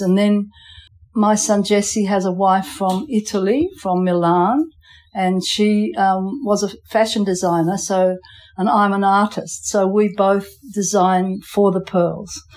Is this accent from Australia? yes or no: yes; Geraldton, Western Australia, Australia; also born or lived in England / Post Office Island, Abrolhos Islands; I came from England with my father and mother when I was five. And we came to Geraldton and then came to the islands a year later.